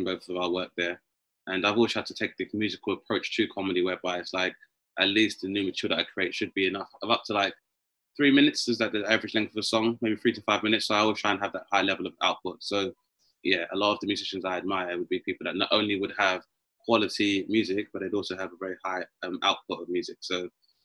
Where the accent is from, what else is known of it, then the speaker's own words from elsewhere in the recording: London, United Kingdom; I grew up in Southeast London